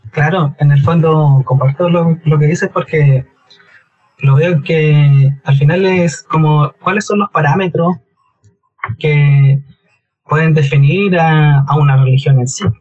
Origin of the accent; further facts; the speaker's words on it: Concepción, Biobío, Chile; soy de Conce y me desempeño laboralmente